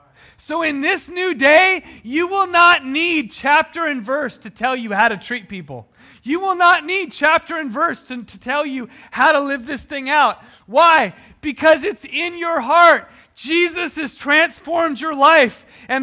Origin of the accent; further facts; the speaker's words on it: United States; We grew up in America, right? The land of the free, where every person has dignity and value.